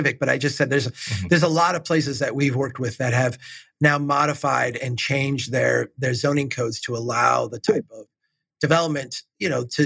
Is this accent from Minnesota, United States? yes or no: yes; Minnesota, United States; As a Minnesotan